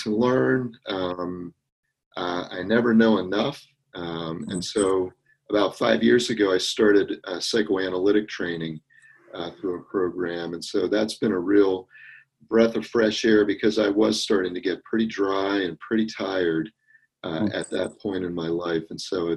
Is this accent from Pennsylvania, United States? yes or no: yes; Camp Hill, Pennsylvania, United States; moved away; I'm originally from the Camp Hill area of Pennsylvania, so down in the south central part of the state